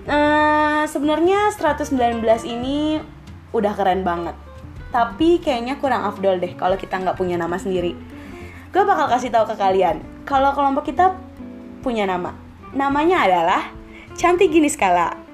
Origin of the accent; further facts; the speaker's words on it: Jakarta, Indonesia; asal gue dari Jakarta.